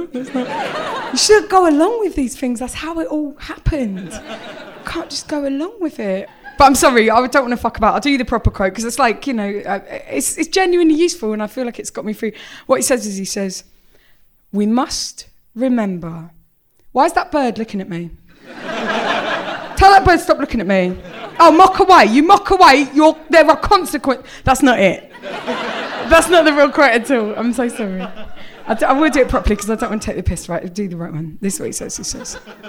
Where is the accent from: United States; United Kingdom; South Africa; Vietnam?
United Kingdom; England; I'm from England.